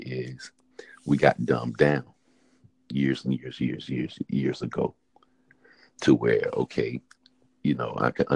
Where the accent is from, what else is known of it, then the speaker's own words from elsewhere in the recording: High Point, North Carolina, United States; moved away; I've been born and raised in High Point